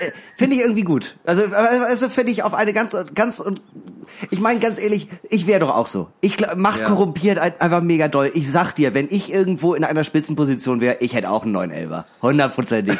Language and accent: German; Germany; ich bin Deutscher.